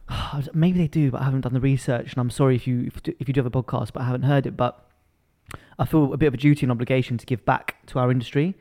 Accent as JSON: {"language": "English", "region": "London", "country": "United Kingdom", "tie": "born or raised there", "said": "I was born and raised in London."}